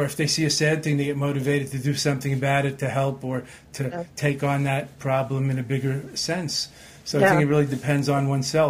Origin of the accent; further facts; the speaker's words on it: Long Island, New York, United States; growing up being a three-sport jock in Long Island